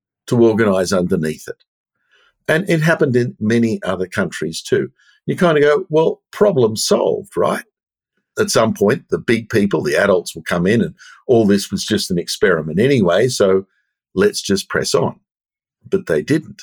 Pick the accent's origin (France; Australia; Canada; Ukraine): Australia; I'm Australian